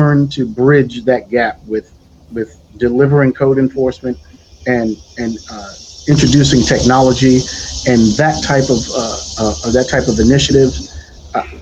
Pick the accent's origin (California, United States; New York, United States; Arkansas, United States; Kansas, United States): New York, United States; New York City; I'm a New York City native, born and raised in Brooklyn, New York